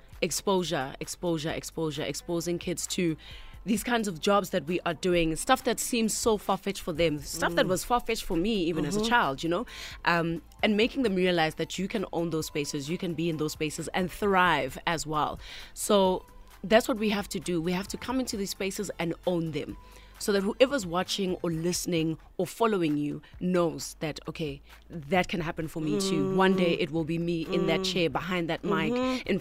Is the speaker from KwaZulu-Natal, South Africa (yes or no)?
no; Katlehong, Gauteng, South Africa; I grew up in Katlehong